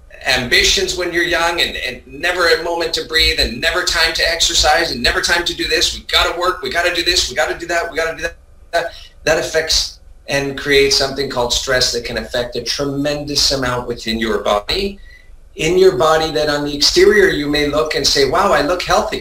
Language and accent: English; Vancouver, British Columbia, Canada; also born or lived in Montreal, Quebec, Canada; I think I was born in Montreal, Quebec. My parents are originally from Italy, immigrated to Quebec, Montreal, Canada, and ended up in Vancouver when I was about 6 years old, 7 years old